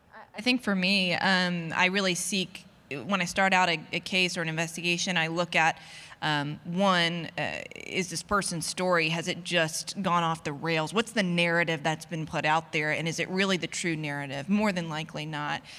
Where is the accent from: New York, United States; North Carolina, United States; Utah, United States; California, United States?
North Carolina, United States; my hometown, um, in North Carolina